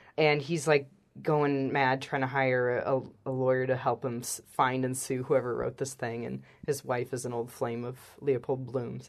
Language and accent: English; Illinois, United States; moved away as an adult; also born or lived in South Korea / Cambodia / Japan; I grew up in Illinois